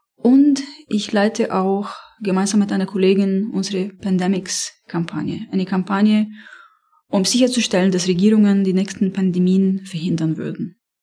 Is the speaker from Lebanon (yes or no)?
yes; Beirut, Beirut Governorate, Lebanon; first language Arabic; German is a second language; moved away; ich komme aus Beirut, ich habe äh, äh, dort äh, studiert